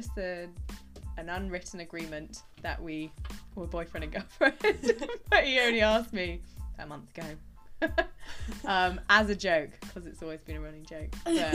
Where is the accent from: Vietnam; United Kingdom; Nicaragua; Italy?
United Kingdom; Bristol, South West England; moved away as an adult; also born or lived in London; now in Liverpool, United Kingdom; Where I'm from, well, I'm from Bristol.